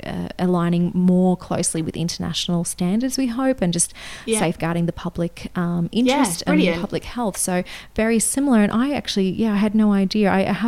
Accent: Australia; accent: Australian

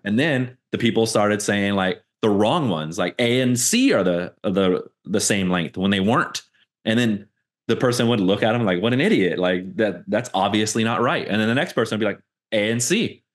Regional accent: Fontana, California, United States; moved away as an adult; I moved out of my hometown, Fontana, you know, twenty eighteen

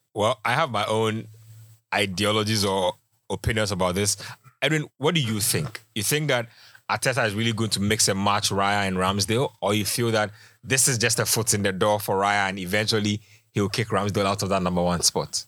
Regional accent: Ghana; as a Ghanaian

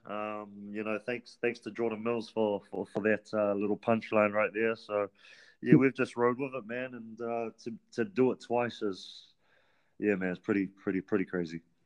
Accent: Auckland, New Zealand; I'm originally from Auckland. Uh, half my life I was raised in Central Auckland, and then the second half of my childhood I was raised Back where my um, grandparents reside today, uh, which is Mangere

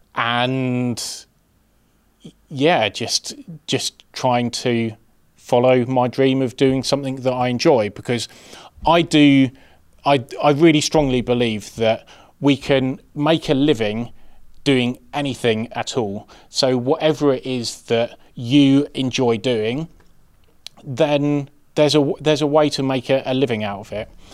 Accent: Birmingham, West Midlands, United Kingdom; I'm from Birmingham

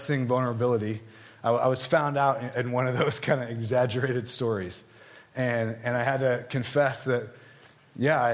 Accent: Southern California, United States; I grew up in Southern California

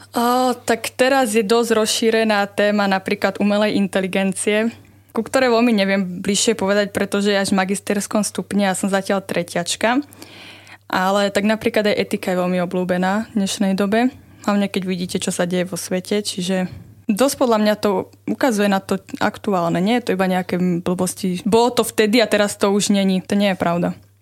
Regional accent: Levice, Nitra Region, Slovakia; moved away as an adult; now in Trnava, Slovakia; Pochádzam z Levíc

